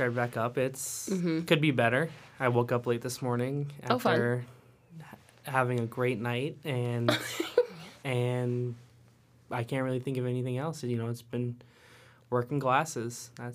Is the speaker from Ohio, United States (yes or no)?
no; Carroll, Iowa, United States; I am from Iowa, Carroll, Iowa specifically.